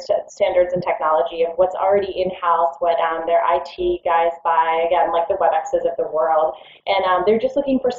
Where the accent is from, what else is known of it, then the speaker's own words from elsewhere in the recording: Orlando, Florida, United States; also born or lived in Washington, D.C.; I grew up in Orlando after moving to the States. I was in D.C. for a little while and then moved to Orlando until I graduated college